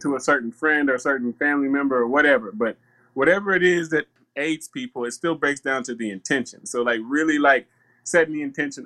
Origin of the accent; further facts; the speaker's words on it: the South, United States; I grew up in the South